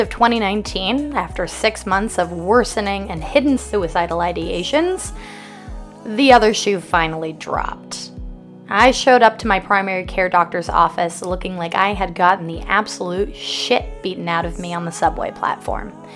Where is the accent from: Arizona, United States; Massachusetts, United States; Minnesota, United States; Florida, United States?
Arizona, United States; now in New York, United States; I boarded a plane home to Arizona the next day.